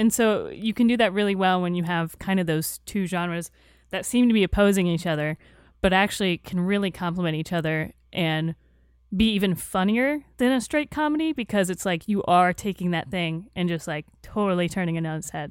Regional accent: Tampa, Florida, United States; I grew up in Tampa, Florida

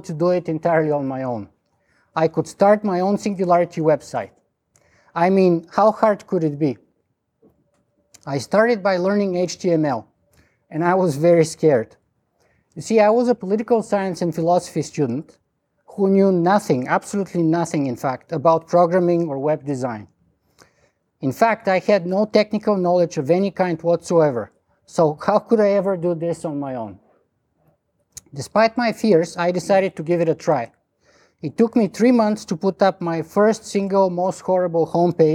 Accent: Bulgaria; accent: strong Bulgarian; English is a second language; now in Toronto, Canada; my strong Bulgarian accent

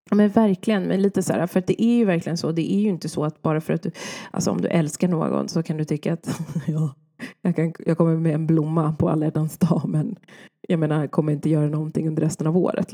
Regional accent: Sweden; jag är född i Sverige

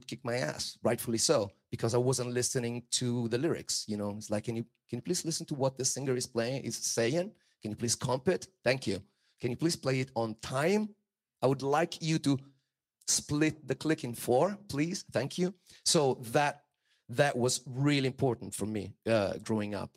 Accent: Italy; I was born in Italy

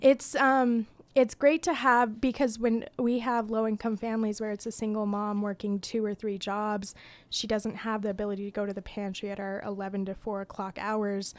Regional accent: Utah, United States; growing up in Utah

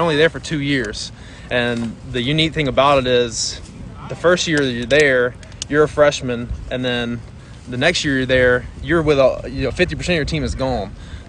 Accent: Picayune, Mississippi, United States; growing up in Picayune, I mean, football was obviously a big part of my life.

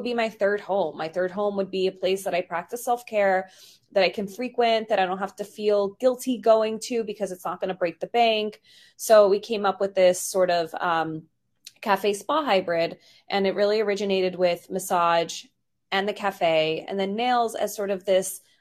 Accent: New York City, New York, United States; I grew up in New York in Queens

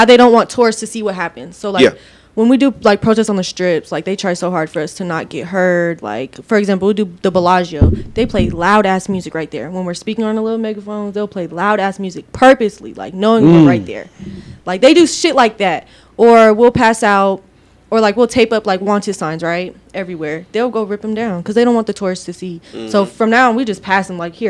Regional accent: Victorville, California, United States; moved away; also born or lived in Apple Valley, California / Las Vegas, Nevada; I was in Victorville at that time because that's my hometown

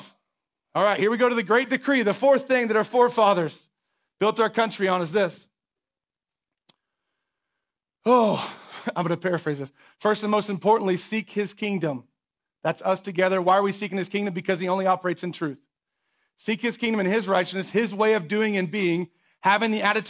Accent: United States

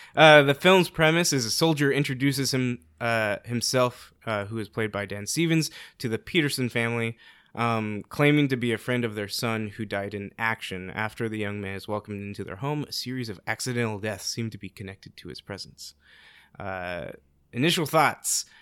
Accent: South Korea; moved away

